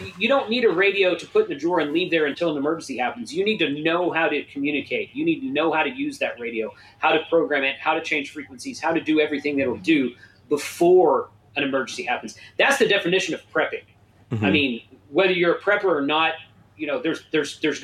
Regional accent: Texas, United States; I grew up in Texas.

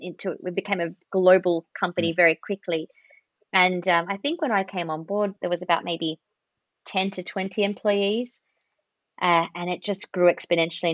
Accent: Australia; accent: Australian; my accent is an Australian one

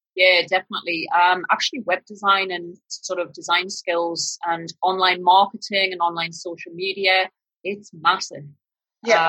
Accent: northern Britain, the north of England, United Kingdom; accent: northern British; now in Australia; my northern British accent

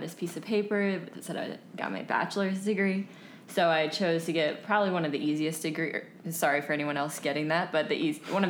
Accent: Northern Virginia, United States; also born or lived in Washington, D.C.; I was actually born in Washington, D.C., and then grew up right outside of it in Northern Virginia

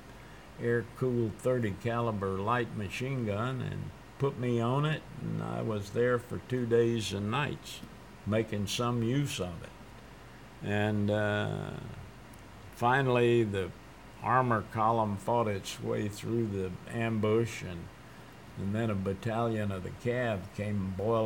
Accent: Texas, United States; I'm from Texas.

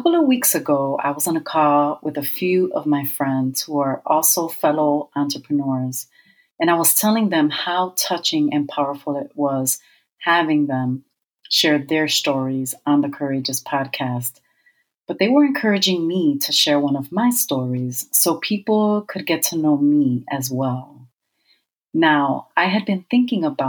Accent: Chicago, Illinois, United States; I was born and raised in Chicago, Illinois.

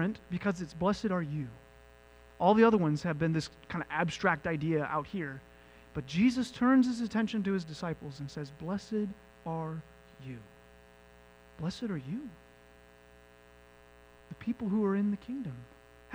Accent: United States; I, as an American

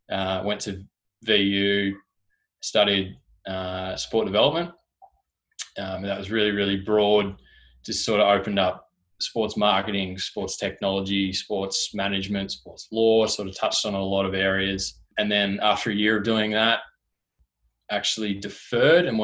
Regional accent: Tasmania, Australia; moved away as an adult; also born or lived in Gold Coast; now in Melbourne, Australia

